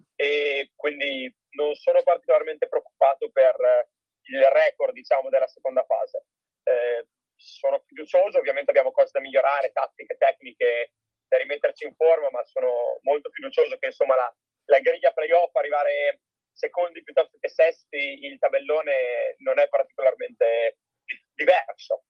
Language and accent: Italian; Forlì, Emilia-Romagna, Italy; io sono di Forlì, tra l'altro, quindi sono cresciuto